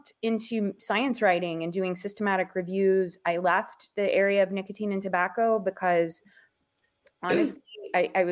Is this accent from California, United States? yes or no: no; Eastern Kentucky, United States; moved away; I grew up in Appalachia, Eastern Kentucky, where you might imagine a lot of smoking.